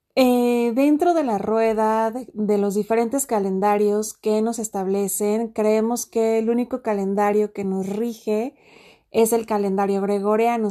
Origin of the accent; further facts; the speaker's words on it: Mexico; en mi país, México